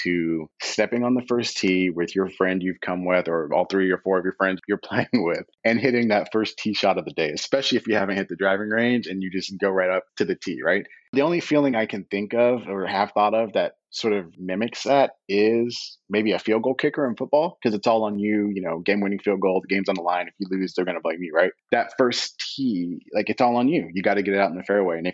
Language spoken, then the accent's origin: English; Terre Haute, Indiana, United States; where I grew up in Terre Haute, Indiana